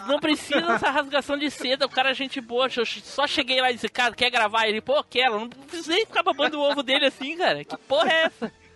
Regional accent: South Region, Brazil; accent: sulista; meu sotaque sulista.

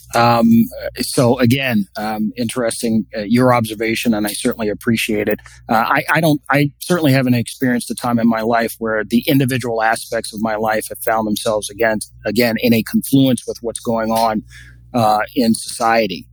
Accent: Washington, District of Columbia, United States; when I was a five six year old little boy growing up in Washington D.C.

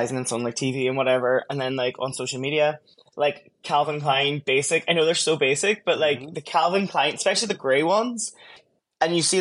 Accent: Derry, Northern Ireland, United Kingdom; moved away as an adult; now in Seoul, South Korea; I'm Irish and I'm actually from a city called Derry in the north.

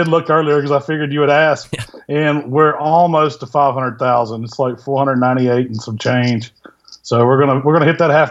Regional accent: Southaven, Mississippi, United States; now in Hernando, United States; I'm from South Haven, Mississippi, which is right outside of Memphis. And currently I live down in Hernando, which is a couple of exits down. So it's still the same area.

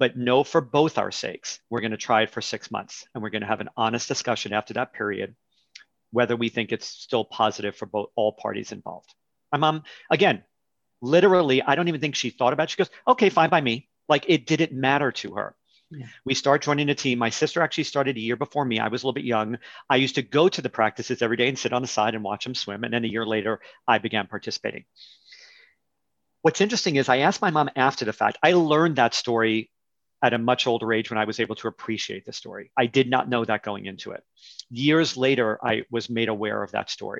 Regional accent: New York City, New York, United States; growing up in New York City

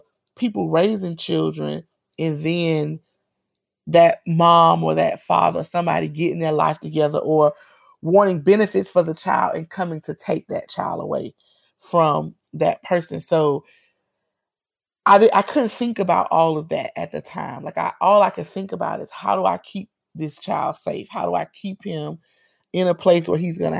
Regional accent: Miami, Florida, United States; moved away as an adult; now in Tallahassee, United States; I grew up in Miami. We don't really name our communities.

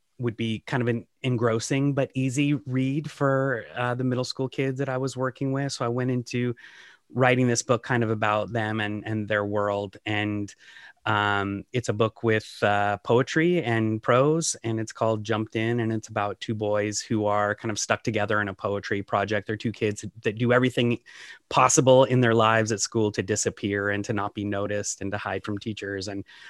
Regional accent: Seattle, Washington, United States; moved away as an adult; now in Ann Arbor, United States; I'm originally from the Northwest, from the Seattle area, and moved here a few years ago with my wife, who got a job at the University of Michigan.

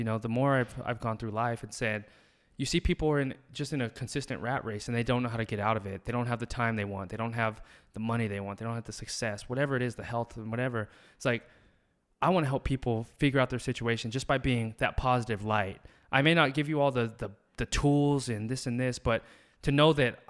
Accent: the South, United States; Both our parents are military. Both of our moms are nurses. And it's just like, we came from the South

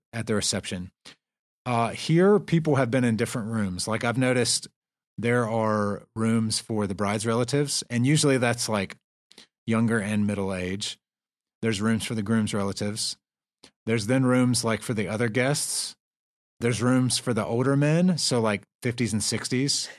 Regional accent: the South, United States; I'm from the South

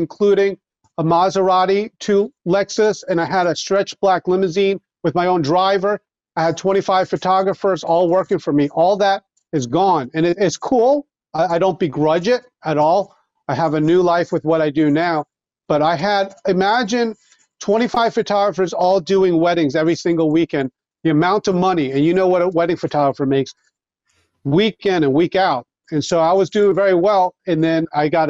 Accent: Long Island, New York, United States; moved away; I grew up on Long Island

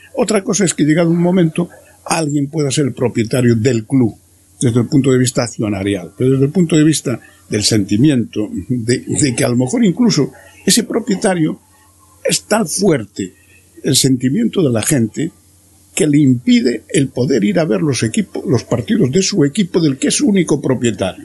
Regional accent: Corcubión, Galicia, Spain; now in A Coruña, Spain; Yo soy de Corcubión

